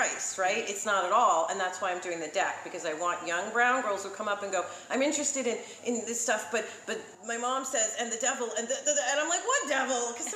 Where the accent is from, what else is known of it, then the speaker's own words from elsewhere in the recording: New York City, New York, United States; I grew up in New York City